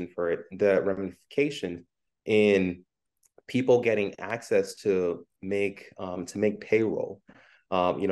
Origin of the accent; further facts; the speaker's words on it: New York City, New York, United States; also born or lived in Ghana; I was born in Ghana and I came to the U.S. as a kid. I grew up in Brooklyn, New York